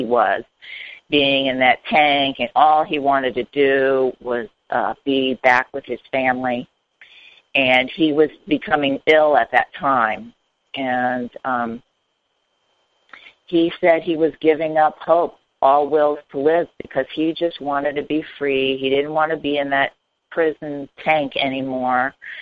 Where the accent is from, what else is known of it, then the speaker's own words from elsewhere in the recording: Hollywood, Florida, United States; moved away; also born or lived in Miami, Florida / North Carolina; I was born and raised in South Florida in Miami, and then kind of grew up in Hollywood, Florida.